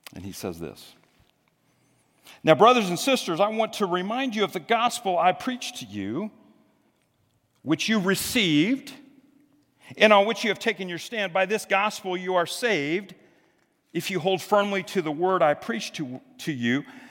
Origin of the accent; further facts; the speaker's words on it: Greenwood, United States; I remember growing up in Greenwood